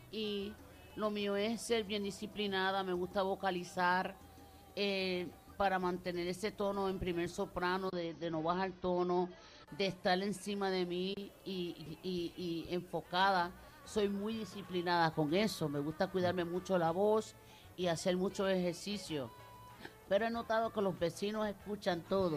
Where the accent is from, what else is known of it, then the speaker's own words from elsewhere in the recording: Puerto Rico; moved away; nuestro país, de Puerto Rico